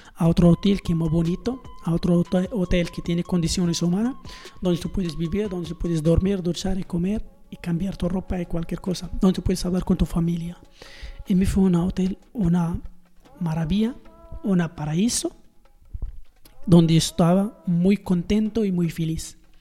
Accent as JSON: {"language": "Spanish", "country": "Morocco", "also_born_or_lived": "Marrakech", "second_language": "Spanish", "moved": "as an adult", "said": "soy una joven marroquí de 21 años"}